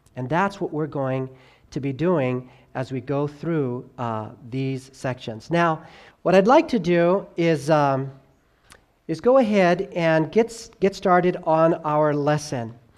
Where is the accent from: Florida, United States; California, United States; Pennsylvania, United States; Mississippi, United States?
California, United States; Southern; also born or lived in New York / North Carolina / Tennessee / Arkansas; now in Idaho, United States; I was born there. I grew up in Southern California